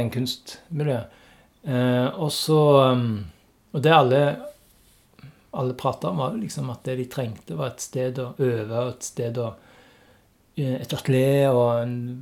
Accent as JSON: {"language": "Norwegian", "town": "Stavanger", "region": "Rogaland", "country": "Norway", "tie": "born or raised there", "said": "jeg er jo òg fra Stavanger"}